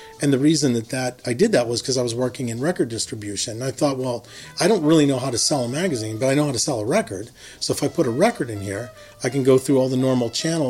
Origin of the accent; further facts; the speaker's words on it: Herminie, Pennsylvania, United States; I'm from Hermony, Pennsylvania. I lived there for the first 18 years of my life. It's a small coal mining town in western PA. It's about 30 miles outside of Pittsburgh.